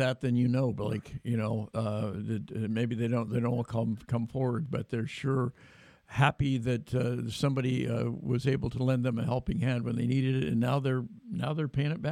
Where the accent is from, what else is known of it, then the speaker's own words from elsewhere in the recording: Sacramento, California, United States; All the various fundraisers I've been involved in over the many years in my hometown